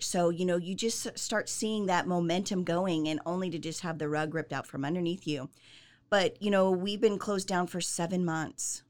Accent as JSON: {"language": "English", "region": "Southern California", "country": "United States", "tie": "born or raised there", "also_born_or_lived": "Salt Lake City, Utah", "moved": "as an adult", "lives_now": "Central Texas, United States", "said": "born and raised in Southern California"}